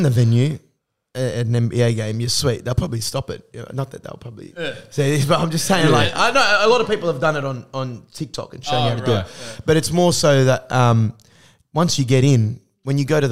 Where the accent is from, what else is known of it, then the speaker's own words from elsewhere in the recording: Australia; accent: Aussie; I ramp up the Aussie accent.